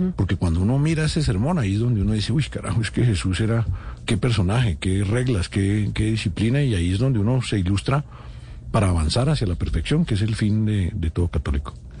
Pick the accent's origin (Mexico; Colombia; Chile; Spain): Colombia; Bogotá; also born or lived in France; yo soy un sancarlista, de San Carlos de Bogotá, estuve en Francia en el Liceo de la Rosa Foucault eh, cuatro años y volví, me gradué del San Carlos